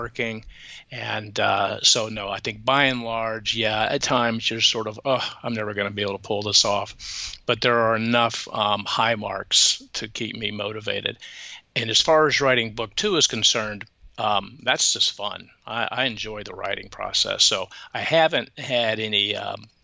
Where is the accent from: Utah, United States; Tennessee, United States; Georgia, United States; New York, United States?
Georgia, United States; Atlanta; I grew up in Atlanta, so I know what it was like to go to church on Sundays